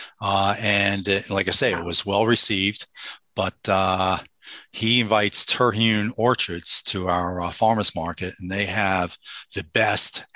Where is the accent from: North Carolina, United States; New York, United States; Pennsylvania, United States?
New York, United States; Long Island; also born or lived in Bronx; I grew up on Long Island during their 4 Stanley Cups